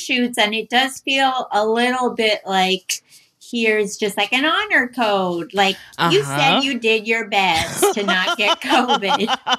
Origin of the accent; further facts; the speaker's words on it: D.C., DC-Maryland-Virginia area, United States; moved away; That's where I'm from. I'm not from Potomac, but I'm from the D.C., Maryland, Virginia area.